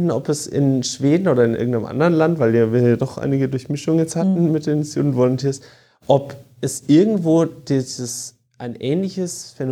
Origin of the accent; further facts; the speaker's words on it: Würzburg, Bavaria, Germany; moved away as an adult; also born or lived in Dortmund; ich bin ursprünglich aus Würzburg. Würzburg. Würzburg und habe dann in Dortmund studiert.